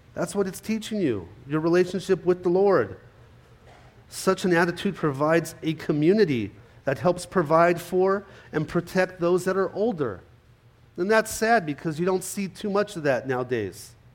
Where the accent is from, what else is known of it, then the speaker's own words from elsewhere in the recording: California, United States; moved away; growing up in California, I was there till about 96